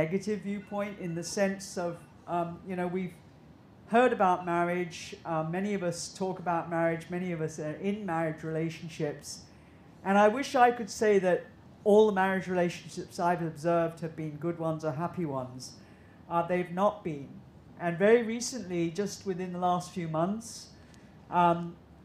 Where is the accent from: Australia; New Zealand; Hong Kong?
Hong Kong; I grew up here in Hong Kong